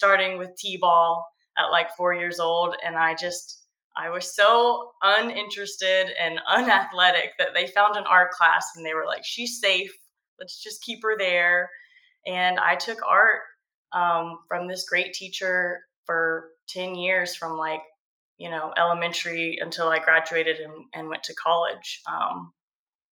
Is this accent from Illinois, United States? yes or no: no; Georgia coast, United States; I grew up on the Georgia coast